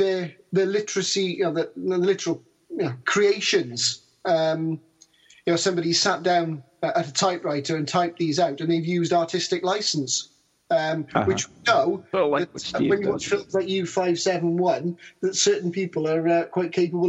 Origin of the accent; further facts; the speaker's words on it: Australia; I'm Australian.